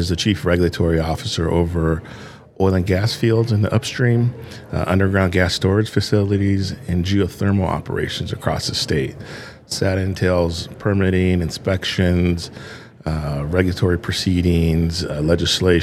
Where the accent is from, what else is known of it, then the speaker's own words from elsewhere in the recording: Long Beach, California, United States; I grew up in Southern California in Long Beach, which is an oil province